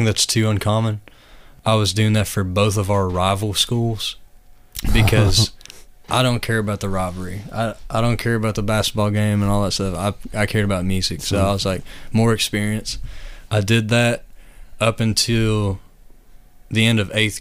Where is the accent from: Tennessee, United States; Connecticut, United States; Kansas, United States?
Tennessee, United States; East; moved away as an adult; now in Louisville, United States; I grew up in East Tennessee. And I've been here for about 5 years now.